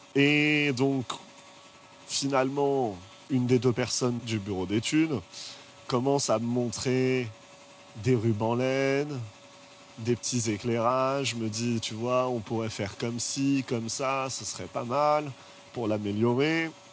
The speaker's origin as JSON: {"language": "French", "town": "Paris", "region": "Île-de-France", "country": "France", "tie": "born or raised there", "also_born_or_lived": "United States", "said": "Je viens de Paris. Je n'ai pas beaucoup bougé"}